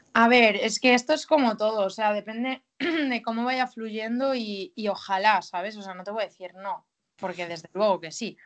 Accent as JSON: {"language": "Spanish", "region": "Galicia", "country": "Spain", "moved": "yes", "said": "al ser mi tierra"}